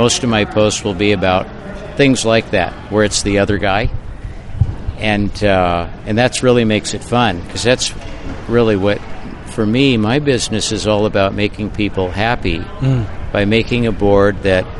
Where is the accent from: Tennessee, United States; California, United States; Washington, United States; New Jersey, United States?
California, United States; Santa Barbara; born or raised there; now in Half Moon Bay, United States